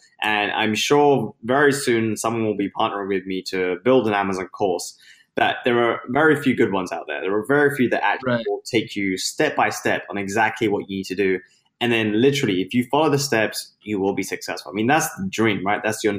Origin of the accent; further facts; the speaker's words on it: London, United Kingdom; now in United States; So I was born in London and now based in the US, but I had my start there. I was born and raised in the UK, hence the accent that I'm hoping people can recognize, because I'm losing it.